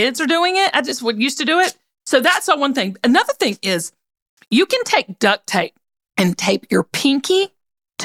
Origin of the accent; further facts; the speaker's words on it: the South, United States; growing up in the South